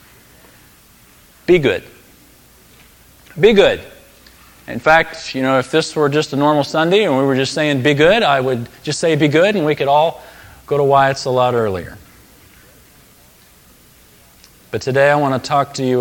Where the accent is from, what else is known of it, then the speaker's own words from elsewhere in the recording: United States; as an American Christian